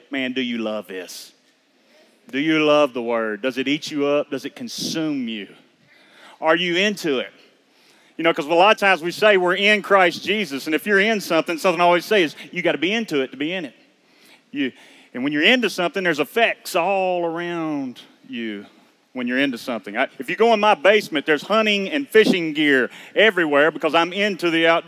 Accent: Georgetown, Kentucky, United States; we're from Georgetown, Kentucky. I'm a maintenance man there in the local school system

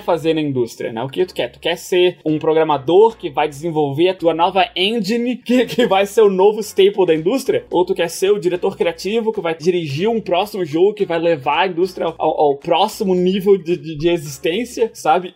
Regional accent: Brazil; moved away; eu cresci no Brasil, passei minha infância inteira lá

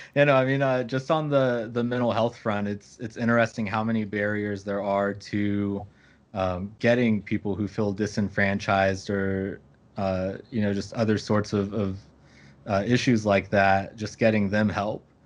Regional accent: Kentucky, United States; moved away; I'm from Kentucky originally

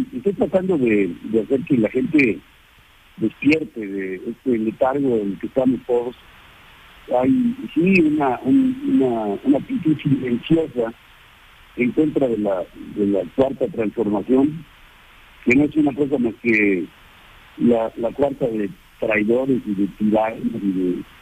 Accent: Mexico; nosotros como mexicanos

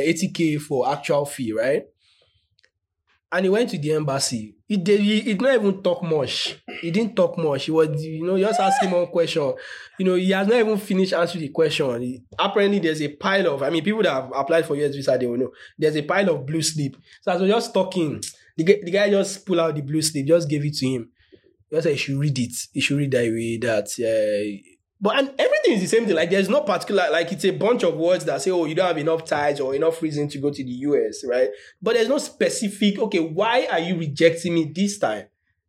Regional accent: Nigeria; So it's like, I'm from Nigeria, a group of Nigerians.

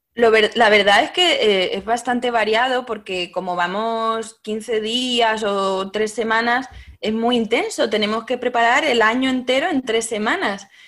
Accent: Castilla-La Mancha, Spain; moved away; also born or lived in Paris, France; soy manchega como tú

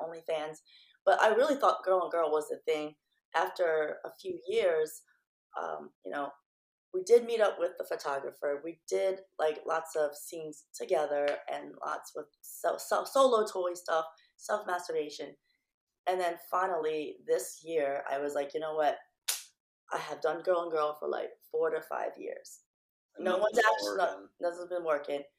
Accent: Philippines; moved away; I'm Filipino.

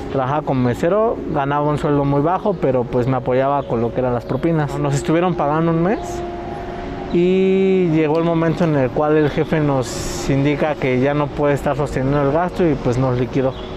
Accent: Hidalgo, Mexico; Yo soy del estado de Hidalgo

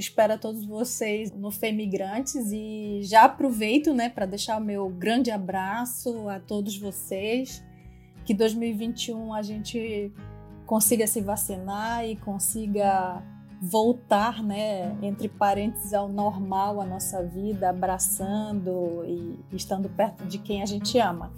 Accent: Amapá, Brazil; accent: tucuju; moved away as an adult; now in France; eu sou amapaense, eu, eu tenho uma origem indígena, como a grande maioria do, das pessoas do meu estado, da Amazônia

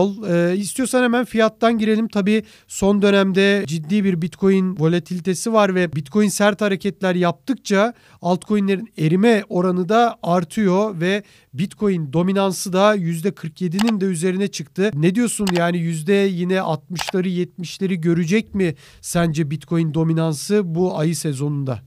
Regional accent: Turkey

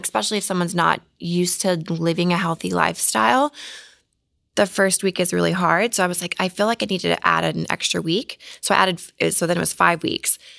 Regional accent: Mustang, Oklahoma, United States; now in Los Angeles, United States; I'm from Oklahoma

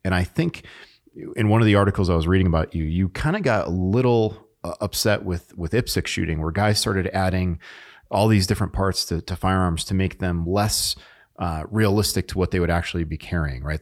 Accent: New England, United States; I'm from New England

